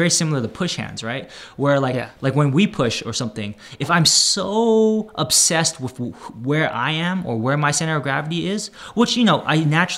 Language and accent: English; Bay Area, California, United States; moved away as an adult; also born or lived in Daly City, California; now in Los Angeles, United States; I'm from the Bay Area